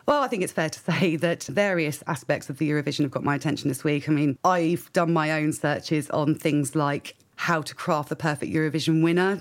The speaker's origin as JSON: {"language": "English", "country": "United Kingdom", "said": "I am British"}